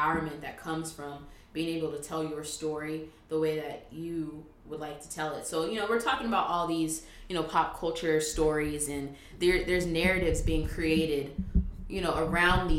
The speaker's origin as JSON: {"language": "English", "town": "Los Angeles", "region": "California", "country": "United States", "tie": "born or raised there", "said": "LA, like LA area, LA County"}